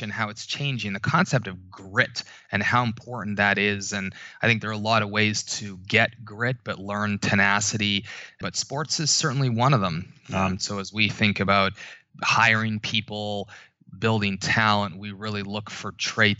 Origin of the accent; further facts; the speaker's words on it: Canada; moved away as an adult; now in New York, United States; I grew up in Canada.